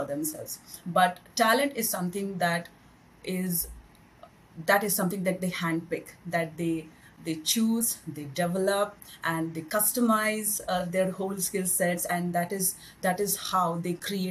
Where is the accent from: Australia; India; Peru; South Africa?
India; moved away as an adult; now in Singapore; I'm basically from India, and then it's been 10 years now I'm in Singapore